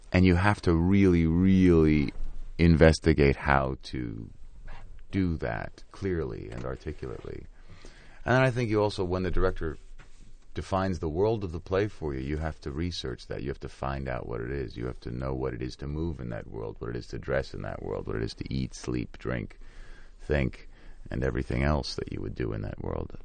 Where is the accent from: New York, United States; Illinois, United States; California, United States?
New York, United States; growing up in the Lower East Side of New York